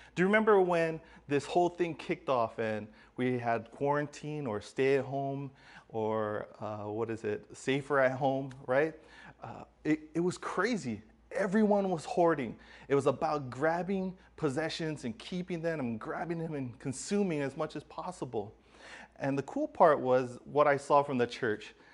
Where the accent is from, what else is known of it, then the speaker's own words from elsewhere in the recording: Hawaii, United States; growing up in Hawaii